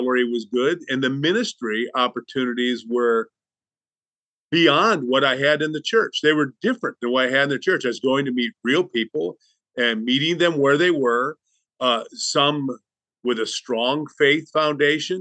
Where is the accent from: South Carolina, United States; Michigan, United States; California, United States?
Michigan, United States; Lansing; moved away as an adult; also born or lived in Chicago, Illinois / Bible Belt; I grew up in Lansing, Michigan